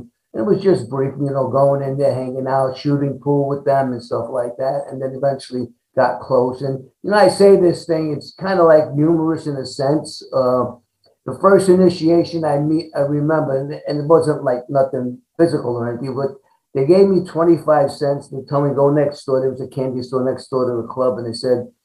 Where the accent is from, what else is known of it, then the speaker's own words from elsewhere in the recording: New York City, New York, United States; growing up in Brooklyn, New York